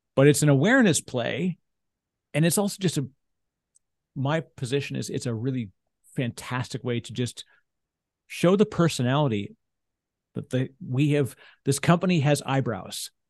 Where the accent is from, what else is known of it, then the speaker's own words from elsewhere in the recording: Canada; we're both Canadian